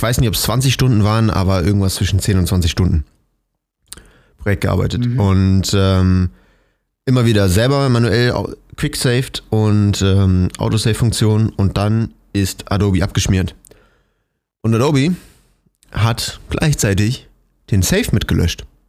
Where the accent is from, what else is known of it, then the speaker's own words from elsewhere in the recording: Cologne, North Rhine-Westphalia, Germany; moved away; in meiner Heimat in Köln